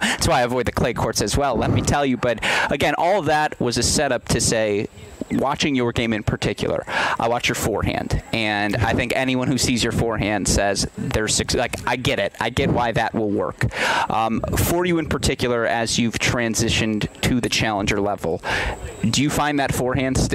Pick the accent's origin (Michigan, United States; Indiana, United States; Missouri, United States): Michigan, United States; I grew up in Michigan, which is a state that's similar climate